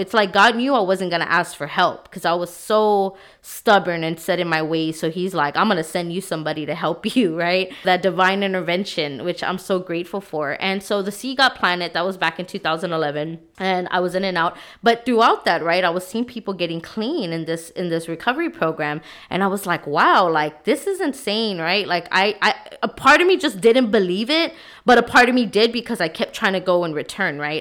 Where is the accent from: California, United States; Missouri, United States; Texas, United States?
Texas, United States; San Antonio; I'm from San Antonio, Texas, born and raised here